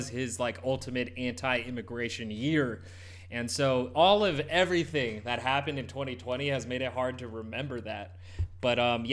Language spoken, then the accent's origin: English; United States; I'm brown. I'm an American mutt